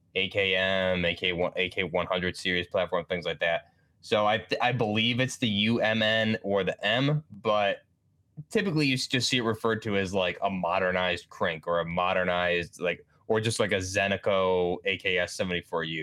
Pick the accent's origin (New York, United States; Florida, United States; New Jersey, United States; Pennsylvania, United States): New York, United States; I'm just from New York